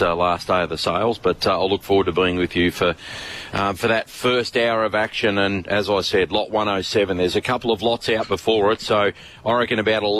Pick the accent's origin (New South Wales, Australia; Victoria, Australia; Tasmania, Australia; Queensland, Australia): Victoria, Australia; Geelong; I'm from Geelong